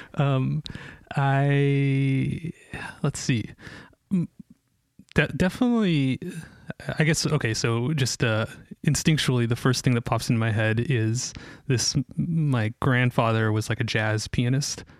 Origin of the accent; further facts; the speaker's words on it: Ashland, Oregon, United States; moved away as an adult; also born or lived in Israel / Bend, Oregon / Portland, Oregon; I grew up in Ashland I was actually born in Israel but uh, grew up in Ashland